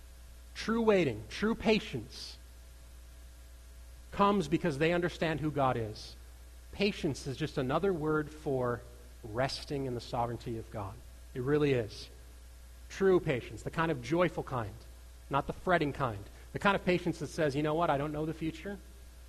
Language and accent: English; United States; I grew up right on the Minnesota border